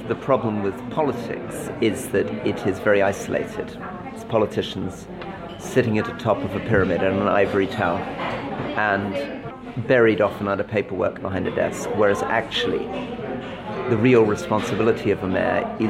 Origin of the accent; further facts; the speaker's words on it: London, United Kingdom; also born or lived in North of England; I still live in the same house that I lived in as a baby. I walk here in London.